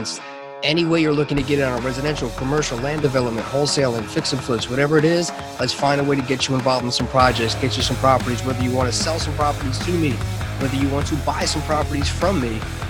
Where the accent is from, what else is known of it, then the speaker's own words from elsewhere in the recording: Long Island, New York, United States; we grew up on Long Island